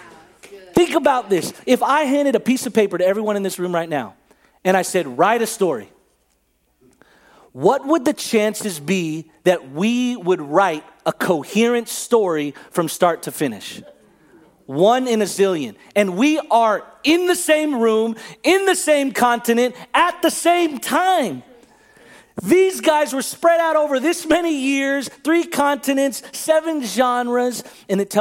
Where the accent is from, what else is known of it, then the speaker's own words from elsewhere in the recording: Bay Area, California, United States; a simple Filipino kid, 40 years old, growing up in the Bay Area